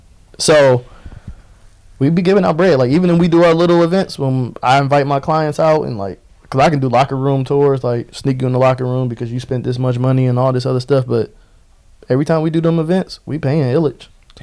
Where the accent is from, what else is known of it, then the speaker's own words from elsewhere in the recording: Romulus, Michigan, United States; I'm from Romulus.